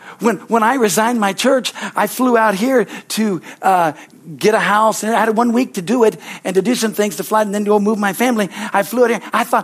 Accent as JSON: {"language": "English", "town": "Hilmar", "region": "California", "country": "United States", "tie": "born or raised there", "said": "I thought, oh yes, this is, you know, I grew up in Hillmore."}